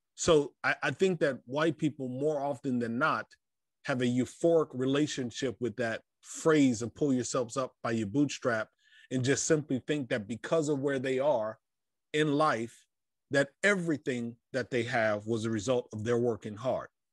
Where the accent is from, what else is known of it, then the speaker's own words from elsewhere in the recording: Fort Lauderdale, Florida, United States; I was born in South Florida, Fort Lauderdale to be exact